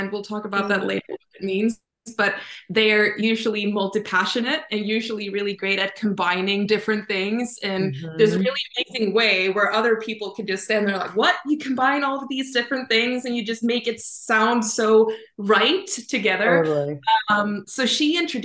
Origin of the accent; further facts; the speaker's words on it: Sweden; I'm from Sweden